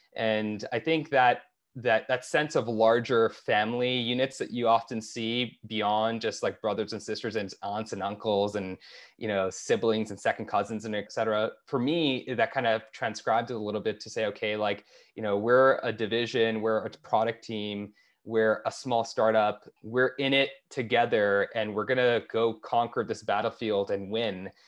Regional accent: Toronto, Ontario, Canada; moved away; also born or lived in Bay Area; I grew up in Toronto

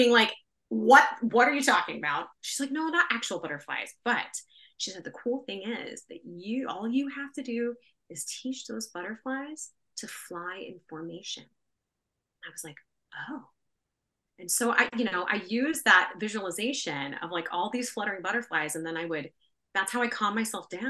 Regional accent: Bakersfield, California, United States; also born or lived in Signal Hill, California / Berkeley, California; I grew up in Bakersfield, very flat, very hot

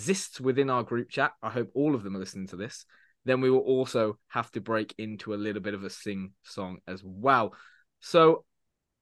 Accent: United Kingdom; accent: British; continue to speak in my, I guess you could say, British accent

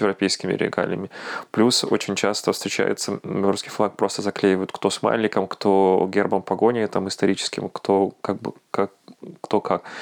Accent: Belarus; now in Warsaw, Poland; мы сейчас, белорусы

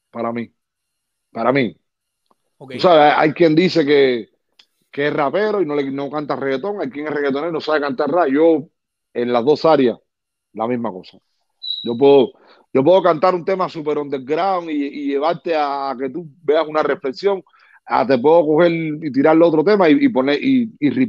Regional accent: Cuba; moved away; Después que yo vine de Cuba para acá, mi vida dio un cambio a 180 grados.

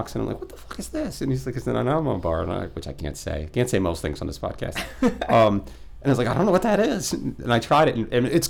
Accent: United States; Yeah, so I'm an American.

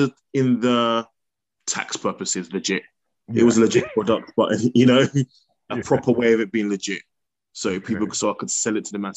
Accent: Bedford, East of England, United Kingdom; also born or lived in Kempston; I grew up in Bedford, well, mainly Kempston growing up.

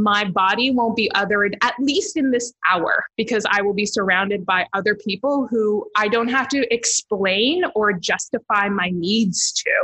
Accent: Toronto, Ontario, Canada; moved away as an adult; now in Hamilton, Canada; I'm originally from Toronto, born and raised in Toronto. And then I moved to Hamilton a few years ago

